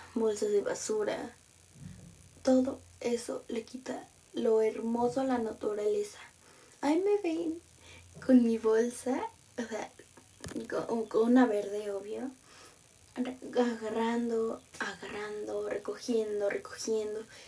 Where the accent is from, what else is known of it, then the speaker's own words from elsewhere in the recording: Mexico City, Mexico; yo soy de Ciudad de México